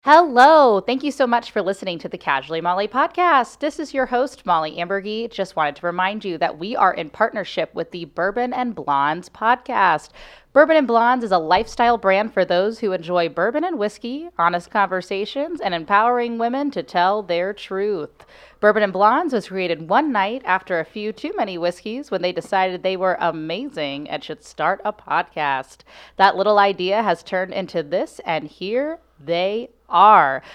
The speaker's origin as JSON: {"language": "English", "town": "Cincinnati", "region": "Ohio", "country": "United States", "tie": "born or raised there", "moved": "yes", "lives_now": "St. Louis, United States", "said": "I'm from Cincinnati"}